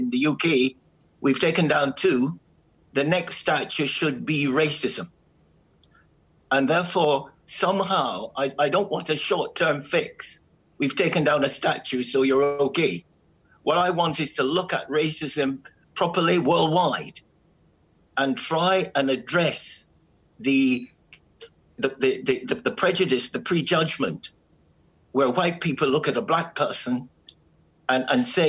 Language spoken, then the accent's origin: English; Jamaica; now in United Kingdom; I'm from Jamaica